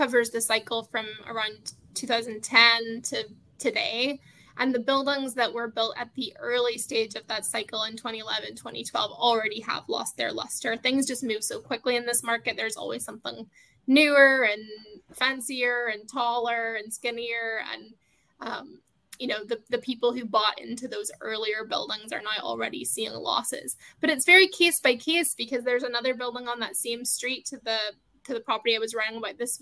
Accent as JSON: {"language": "English", "country": "United Kingdom", "moved": "yes", "lives_now": "United States", "said": "being from the UK myself"}